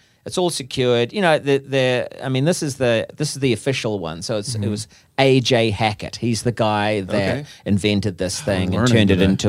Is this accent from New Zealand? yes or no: yes; New Zealand; because I'm from New Zealand, that enjoys the risk-taking sort of adventure.